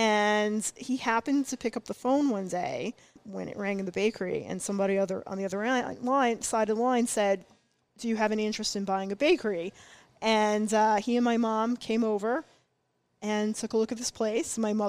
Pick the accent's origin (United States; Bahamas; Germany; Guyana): United States; New York City, New York; They got married, settled in Brooklyn. I was born in Brooklyn.